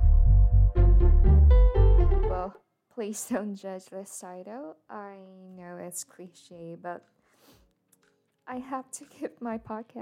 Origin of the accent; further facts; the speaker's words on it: Taiwan; first language Mandarin; English is a second language; And I'm a Mandarin native speaker. I'm a Taiwanese